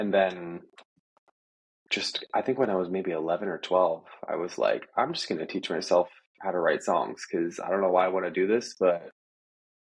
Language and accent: English; Steubenville, Ohio, United States; moved away as an adult; now in Nashville, United States; Yeah, I grew up in Ohio, as you said. My whole life there